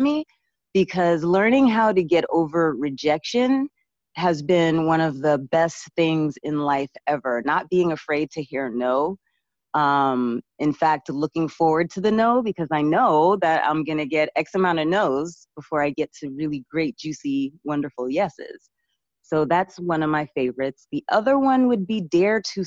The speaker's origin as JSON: {"language": "English", "town": "Boston", "region": "Massachusetts", "country": "United States", "tie": "born or raised there", "also_born_or_lived": "New York", "moved": "as an adult", "said": "I grew up in Boston and came to school in New York to study acting at NYU"}